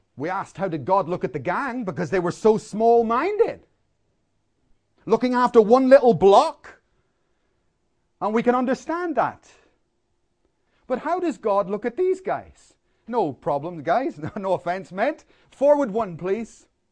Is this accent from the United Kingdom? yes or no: yes; Northern Ireland, United Kingdom; I grew up in Northern Ireland in a war zone